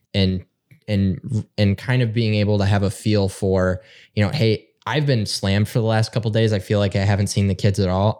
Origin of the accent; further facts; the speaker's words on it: Northern Michigan, United States; we're both from Northern Michigan